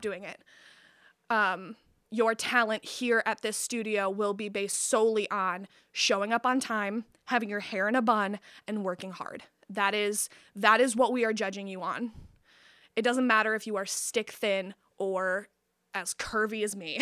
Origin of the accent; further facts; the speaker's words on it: Midland, Michigan, United States; I was born outside of Midland, but I was raised in Midland